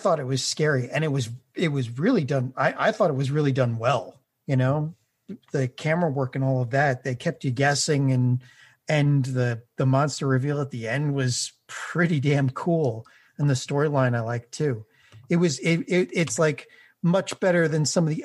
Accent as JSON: {"language": "English", "town": "New York City", "region": "New York", "country": "United States", "tie": "born or raised there", "said": "I partially grew up in Breezy Point, New York, okay. Which is a beachside community"}